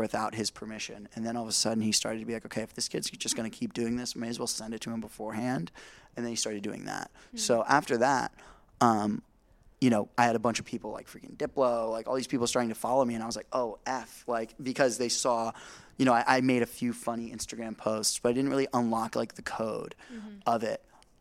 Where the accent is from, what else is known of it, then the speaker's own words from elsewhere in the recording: Indiana, United States; I'm from Indiana